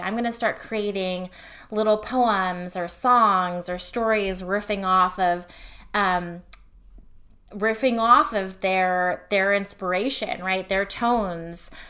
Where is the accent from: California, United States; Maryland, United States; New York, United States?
California, United States; Fremont; I grew up in Fremont, California